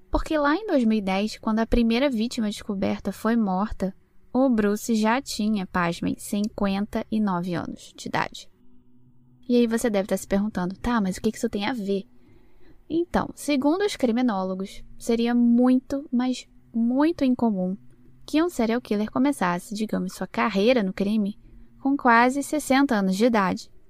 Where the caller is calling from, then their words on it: Palmas, Tocantins, Brazil; eu sou aqui do Tocantins, Palmas Tocantins